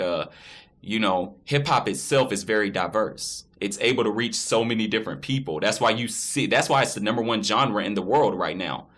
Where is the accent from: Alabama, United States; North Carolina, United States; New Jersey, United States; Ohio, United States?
Alabama, United States; Florence; I was born and raised in Florence, Alabama.